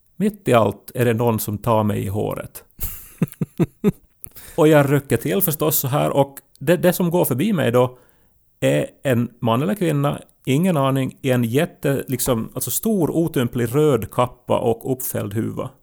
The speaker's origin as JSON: {"language": "Swedish", "region": "Ostrobothnia", "country": "Finland", "said": "Vi är ju också från en sån tradition där vi, alltså för att vi är österbottningar"}